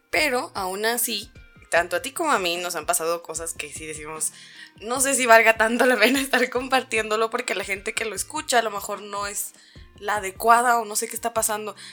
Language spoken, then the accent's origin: Spanish; Guadalajara, Jalisco, Mexico; porque ya se acuerdan ustedes que nosotros somos de Guadalajara, nosotros no somos de San Luis Potosí